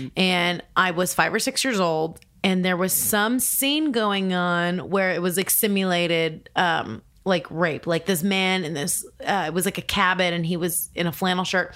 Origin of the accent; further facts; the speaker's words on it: Orange County, California, United States; moved away as an adult; also born or lived in Miami; now in New York, United States; I grew up in Orange County, California